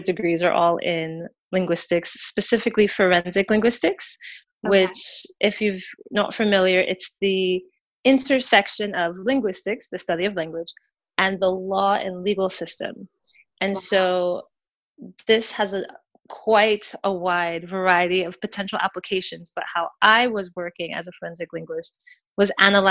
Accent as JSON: {"language": "English", "region": "Delaware", "country": "United States", "moved": "yes", "lives_now": "Oakland, United States", "said": "I'm originally from the East Coast, a small but wonderful state called Delaware."}